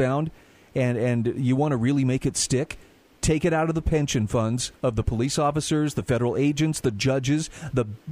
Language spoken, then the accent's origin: English; Utah, United States; my home state of Utah